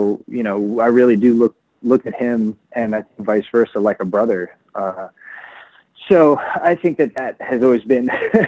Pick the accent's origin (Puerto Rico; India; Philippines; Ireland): Philippines; And that's always been my goal, is not so much for people to know I'm Filipino, but for me to help people understand that there are a lot of us